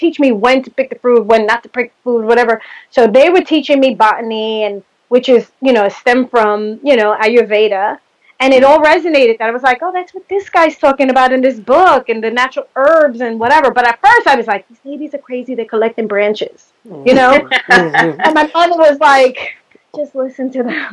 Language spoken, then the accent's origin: English; New York City, New York, United States; I grew up in the Bronx, single mom